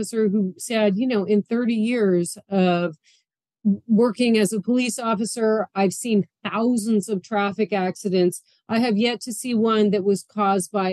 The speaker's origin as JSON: {"language": "English", "town": "Boston", "region": "Massachusetts", "country": "United States", "moved": "yes", "lives_now": "New York City, United States", "said": "I'm from Boston"}